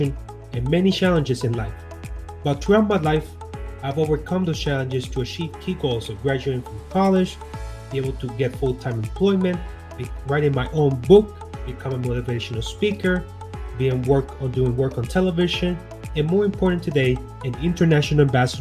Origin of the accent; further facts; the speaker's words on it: Puerto Rico; I'm Boricua, so I was born and raised in Puerto Rico